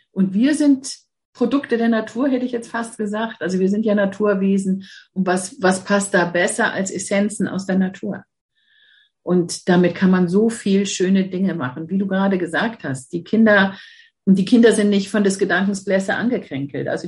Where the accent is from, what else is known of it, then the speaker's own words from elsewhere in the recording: Mannheim, Baden-Württemberg, Germany; born there; geboren bin ich in Mannheim, aber ich fühle mich hier im Norden einfach zu